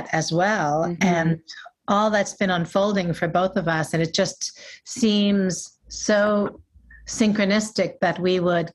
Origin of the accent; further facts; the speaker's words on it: New York, United States; growing up in New York